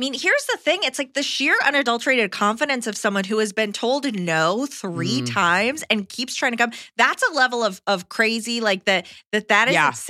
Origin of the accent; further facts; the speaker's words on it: United Kingdom; now in Japan; I'm British, but have lived in Japan the last 14 plus years, and I'm fully settled here.